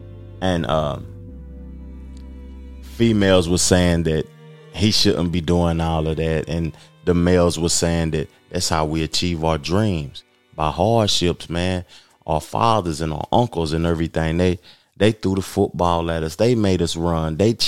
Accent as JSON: {"language": "English", "town": "Knoxville", "region": "Tennessee", "country": "United States", "moved": "yes", "lives_now": "the Carolinas, United States", "said": "I'm from the South. I'm from Tennessee, but I currently live in the Carolinas."}